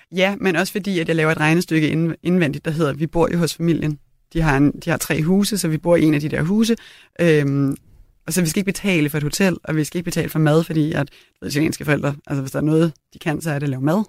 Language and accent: Danish; Copenhagen, Capital Region of Denmark, Denmark; also born or lived in Italy; på Christianshavn, hvor jeg voksede op